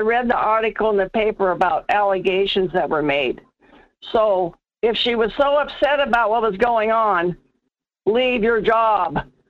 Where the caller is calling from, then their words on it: North Pole, Alaska, United States; This is … in North Pole.